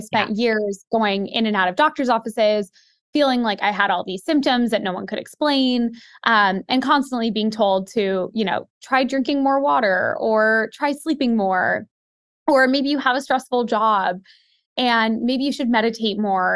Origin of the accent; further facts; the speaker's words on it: Seattle, Washington, United States; now in New York City, United States; I grew up in Seattle